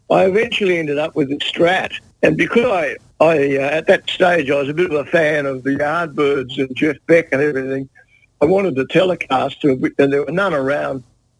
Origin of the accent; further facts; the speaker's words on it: Devonport, Tasmania, Australia; moved away as an adult; I grew up in Devonport, Tasmania, where I went to school and everything.